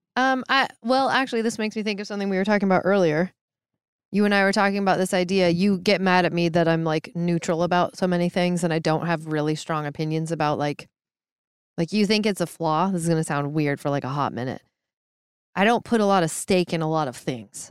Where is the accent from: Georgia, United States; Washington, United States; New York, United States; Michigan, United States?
Washington, United States; Issaquah; I grew up in Seattle area, south of Seattle in Maple Valley slash Hobart slash Issaquah.